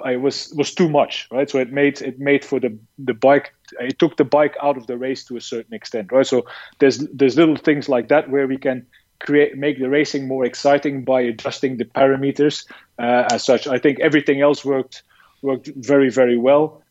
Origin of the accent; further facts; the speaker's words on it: Belgium; moved away as an adult; also born or lived in China; I'm from Belgium uh, originally